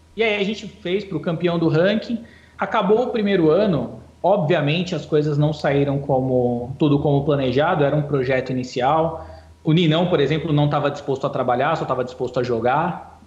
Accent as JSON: {"language": "Portuguese", "town": "Ferraz de Vasconcelos", "region": "São Paulo", "country": "Brazil", "said": "eu venho de Ferraz, Ferraz, fundão da Zona Leste de São Paulo, não tem poker lá."}